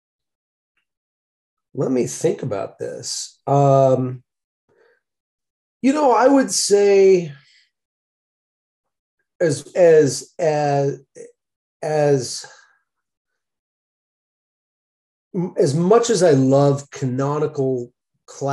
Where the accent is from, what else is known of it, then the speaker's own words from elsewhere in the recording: Malibu, California, United States; now in Chicago, United States; As a kid, I grew up in Malibu, California